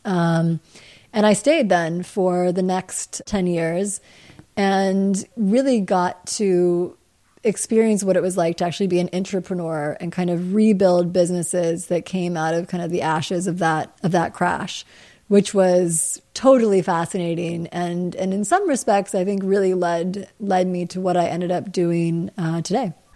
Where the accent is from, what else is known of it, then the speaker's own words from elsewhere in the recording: Midwest, United States; moved away as an adult; also born or lived in Grinnell, Iowa / New York; growing up in the Midwest